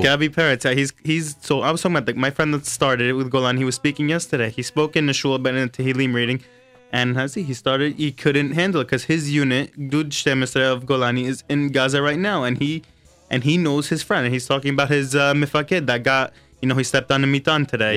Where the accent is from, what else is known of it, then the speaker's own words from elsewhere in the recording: United States; now in Israel; I come from America where you ask somebody for the bamba